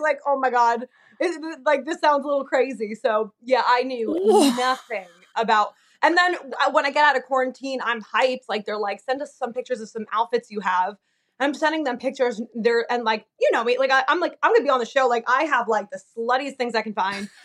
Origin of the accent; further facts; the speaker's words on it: New Jersey, United States; moved away as an adult; also born or lived in Delaware; now in Oregon, United States; I'm from Jersey, like born and raised